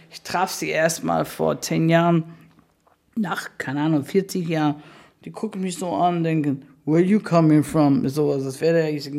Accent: Spain; German is a second language; dass wir groß geworden sind in Spanien, in der Zeit von Franco, es war eine Diktatur

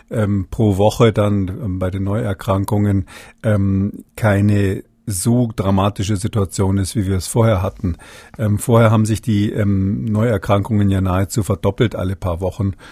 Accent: Rhineland, Germany; bin ja Rheinländer, von daher äh, bin ich sowieso prinzipiell Optimist.

